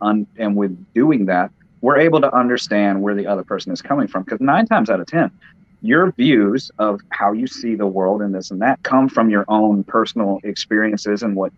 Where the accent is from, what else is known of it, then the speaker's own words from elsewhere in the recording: the South, United States; I was born and raised here in the South, and there are certain things about it that I like.